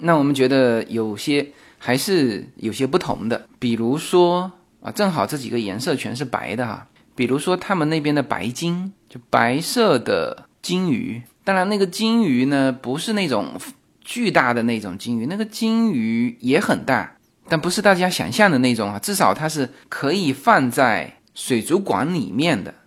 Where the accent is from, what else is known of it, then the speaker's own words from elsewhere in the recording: China; now in Los Angeles, United States; 我们国内